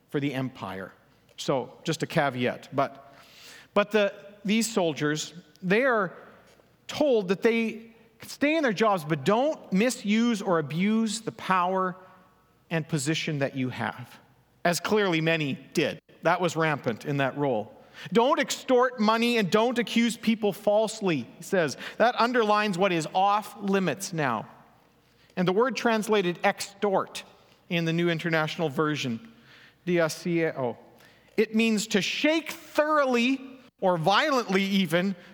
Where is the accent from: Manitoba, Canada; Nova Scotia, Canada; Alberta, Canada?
Manitoba, Canada; Elm Creek; moved away; my hometown, Elm Creek.